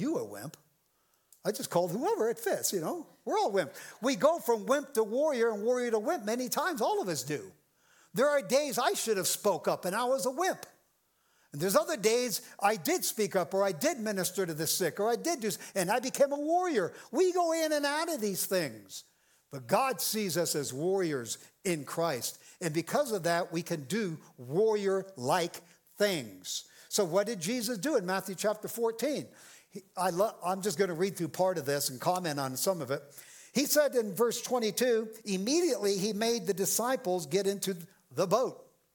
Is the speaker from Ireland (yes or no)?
yes; Ireland; I'm an Irishman